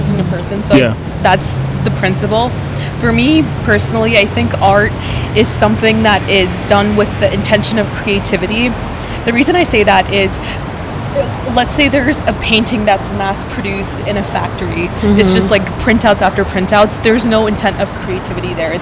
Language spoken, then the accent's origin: English; Minnesota, United States; moved away as an adult; also born or lived in India / Seattle; now in Los Angeles, United States; I was born in India, grew up there for a little bit, and then moved to Minnesota, which is where I did all the way from elementary school through college